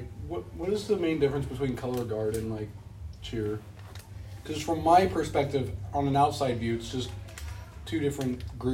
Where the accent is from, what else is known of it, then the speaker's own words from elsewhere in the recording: Decatur, United States; now in Monticello, United States; I grew up in Decatur.